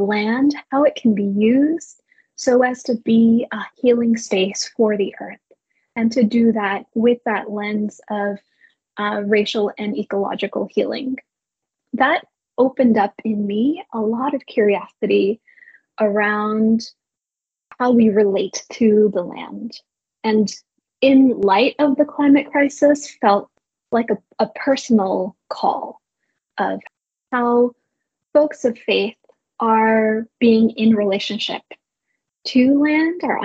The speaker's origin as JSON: {"language": "English", "town": "New York City", "region": "New York", "country": "United States", "tie": "born or raised there", "moved": "as an adult", "lives_now": "San Francisco, United States", "said": "I'm originally from New York City area. I grew up on the East Coast"}